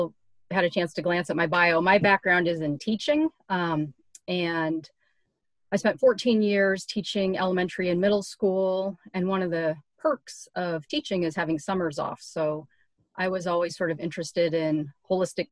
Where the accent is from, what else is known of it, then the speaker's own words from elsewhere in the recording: Seattle, Washington, United States; moved away as an adult; also born or lived in Southern California / back east; now in Oregon, United States; I'm from Seattle originally